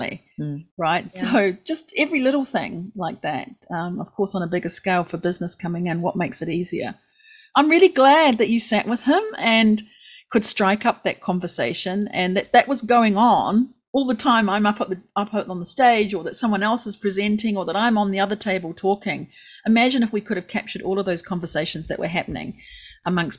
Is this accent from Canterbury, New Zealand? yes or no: yes; Christchurch, Canterbury, New Zealand; now in Japan; it is my hometown.